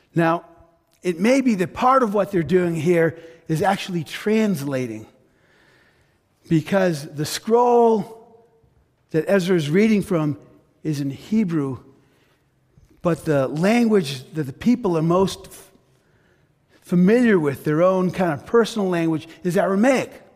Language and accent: English; United States; I was raised in an immigrant family. Parents came to the U.S. from Greece.